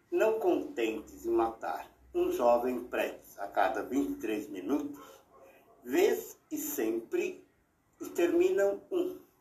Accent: Brazil; Sou brasileiro, nunca saí daqui

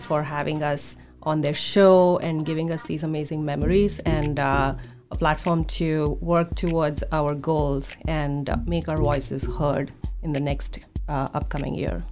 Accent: India; now in Seattle, United States; when I was growing up in India.

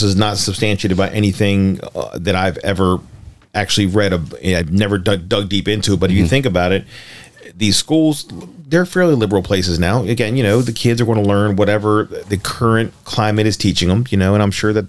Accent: Maryland, United States; Back in the day, I was born and raised in Armstead Gardens, and I remember very, very clearly there was a cool billboard for years outside of my neighborhood.

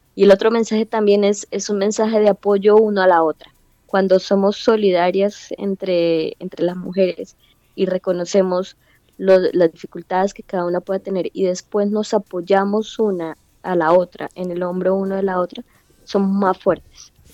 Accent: Colombia; mi experiencia como colombiana

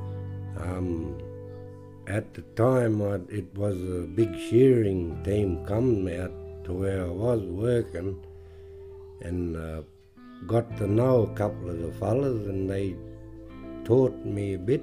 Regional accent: Wilcannia, New South Wales, Australia; also born or lived in Broken Hill; I grew up in Wilcannia on the river

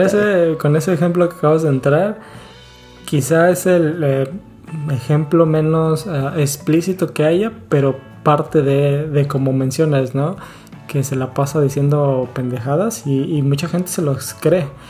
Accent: Acapulco, Guerrero, Mexico; moved away; Nosotros que estamos, que venimos de Acapulco

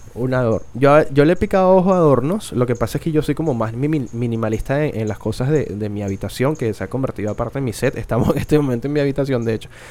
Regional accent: Venezuela; soy venezolano

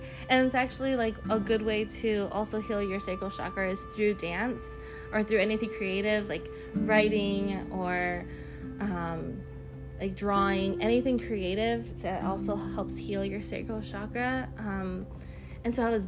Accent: United States; as being American citizens

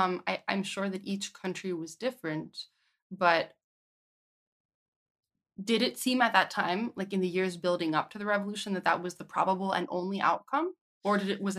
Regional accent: United States; I guess I grew up in the United States under George Bush.

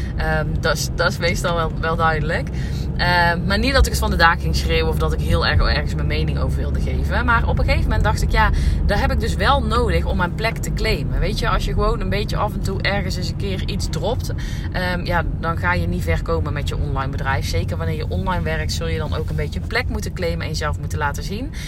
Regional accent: North Brabant, Netherlands; accent: Brabantse accent; mijn Brabantse accent

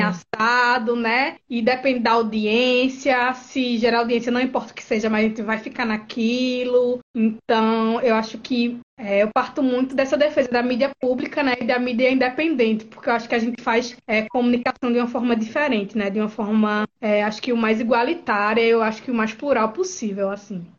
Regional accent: Garanhuns, Pernambuco, Brazil; now in Recife, Brazil; eu sou do interior do estado, né? Nasci em Garanhuns, mas moro no Recife devido à universidade

